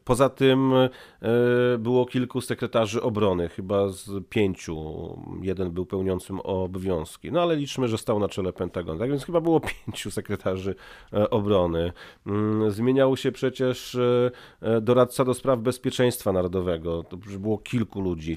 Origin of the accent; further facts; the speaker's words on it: Poland; moved away as an adult; now in Washington, United States; a skąd ty jesteś? No i pada Polska